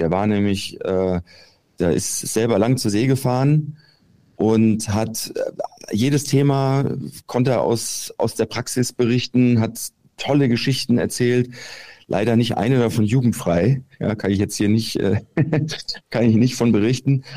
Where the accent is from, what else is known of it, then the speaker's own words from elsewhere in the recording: Giessen, Hesse, Germany; now in Munich, Germany; Gießen, meine alte Heimat, wo ich auch zur Schule gegangen bin